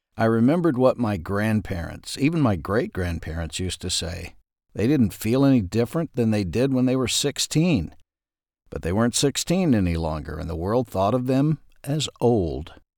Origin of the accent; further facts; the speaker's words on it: Ashdown, Arkansas, United States; When I was growing up in Ashdown, Arkansas